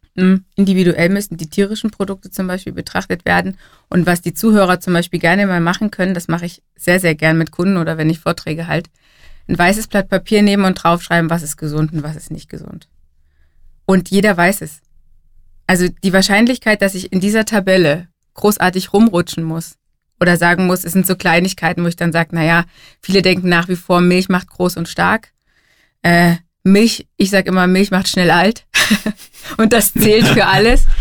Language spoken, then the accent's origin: German; Germany; bei uns in Deutschland